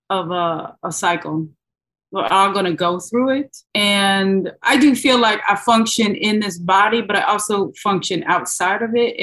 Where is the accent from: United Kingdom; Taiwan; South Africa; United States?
United States; Nebraska; I'm from Nebraska